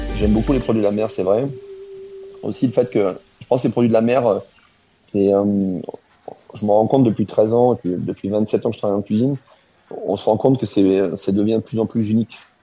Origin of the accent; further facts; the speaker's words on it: Alsace, Grand Est, France; moved away as an adult; now in Hong Kong; je viens d'Alsace